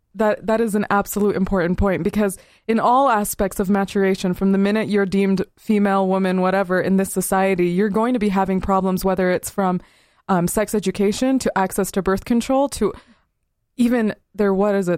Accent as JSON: {"language": "English", "region": "Southern Utah", "country": "United States", "tie": "born or raised there", "said": "Growing up in Southern Utah"}